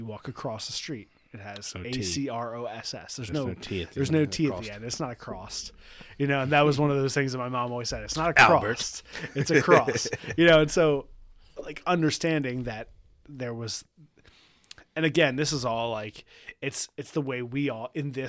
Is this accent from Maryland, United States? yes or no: yes; Baltimore, Maryland, United States; accent: Baltimore regional dialect; If I'm saying it wrong, because that's just from where I'm from Baltimore, saying it a certain way.